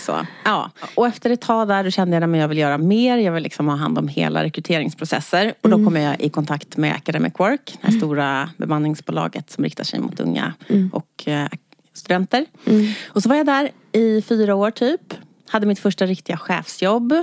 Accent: Stockholm, Stockholm County, Sweden; jag är född och uppvuxen i Skärholmen

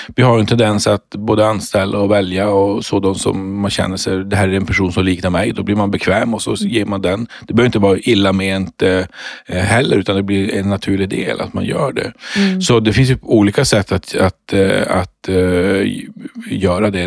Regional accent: Luleå, Norrbotten County, Sweden; jag är ju född och uppvuxen uppe i Luleå i, i Norrbotten.

